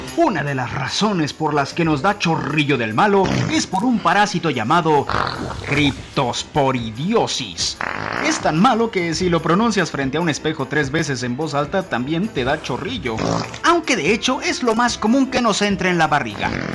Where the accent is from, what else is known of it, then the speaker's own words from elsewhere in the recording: Mexico; como mexicanos